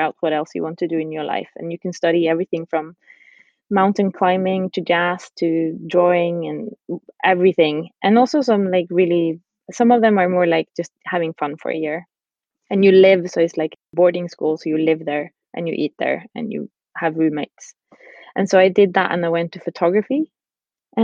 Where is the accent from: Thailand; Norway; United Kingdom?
Norway; Bodø, Nordland; also born or lived in Iceland; we moved to Norway and to a small city called Bodø, which is up north in Norway